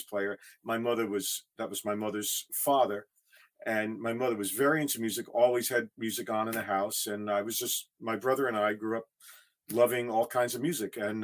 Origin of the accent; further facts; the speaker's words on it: Teaneck, New Jersey, United States; also born or lived in Bronx, New York / Wisconsin; I was born in the Bronx, and my family moved to Teaneck, New Jersey when I was 6